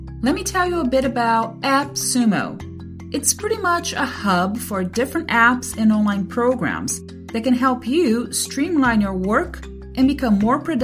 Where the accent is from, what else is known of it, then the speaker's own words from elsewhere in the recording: Brazil; I'm from Brazil, and we pronounce initial R's as a hard H